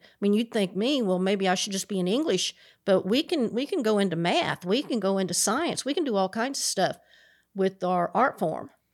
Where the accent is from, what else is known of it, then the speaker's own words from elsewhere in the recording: Appalachian Mountains, United States; I grew up in the Appalachian Mountains